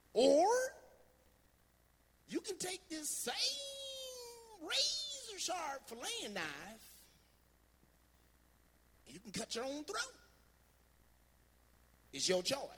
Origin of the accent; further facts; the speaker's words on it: Montclair, New Jersey, United States; I grew up in Montclair, New Jersey.